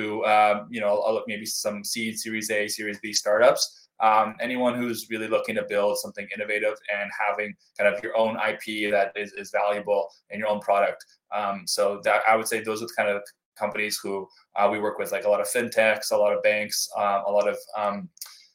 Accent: United States; as an American

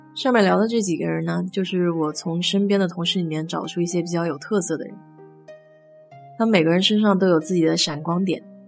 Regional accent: China; now in United States; 我们中国人

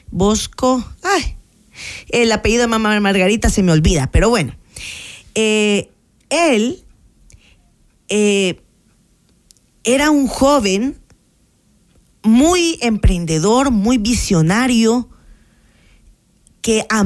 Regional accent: Santa Tecla, La Libertad, El Salvador; Yo soy de Santa Inés, de Santa Tecla.

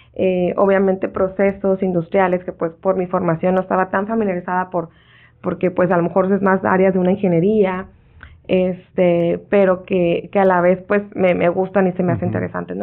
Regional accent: Ensenada, Baja California, Mexico; moved away; Yo soy nacida en Ensenada y aunque he vivido fuera eh, y regreso

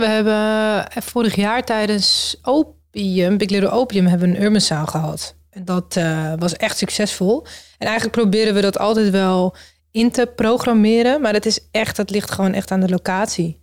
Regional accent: Amsterdam, North Holland, Netherlands; we komen allemaal uit Amsterdam.

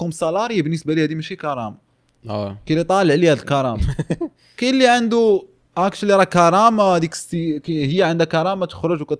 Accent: Morocco; كاين one of the one I would say the trending subjects عندنا في المغرب

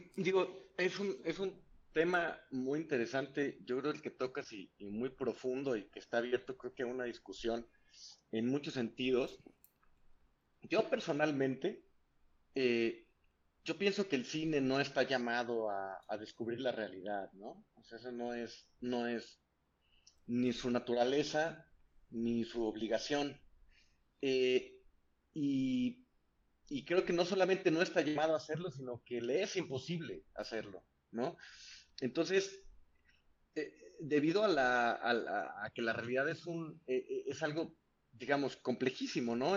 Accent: San Luis Potosí, Mexico; yo soy de San Luis Potosí, soy originario de San Luis Potosí, del centro del país

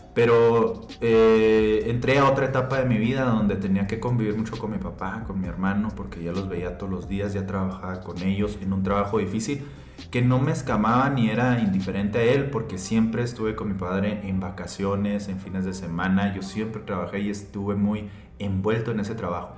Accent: Hidalgo del Parral, Chihuahua, Mexico; accent: checheo; somos de Chihuahua y así hablamos los de Chihuahua

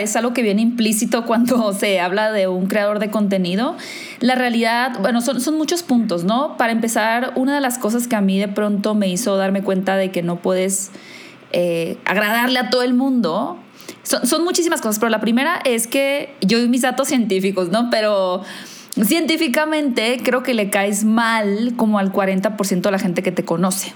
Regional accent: Hermosillo, Sonora, Mexico; moved away as an adult; now in Mexico City, Mexico; yo soy de Hermosillo, soy del norte de México, pero vivo en la Ciudad de México ahora

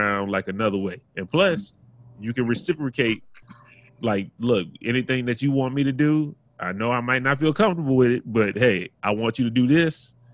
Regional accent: the South, United States; I grew up in the South

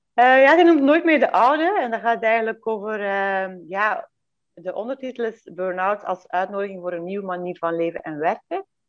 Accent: Belgium; born or raised there; moved away as an adult; now in Domburg, Netherlands

